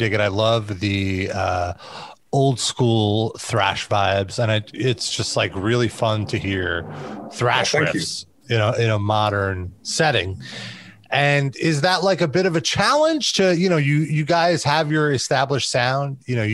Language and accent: English; United States; as an American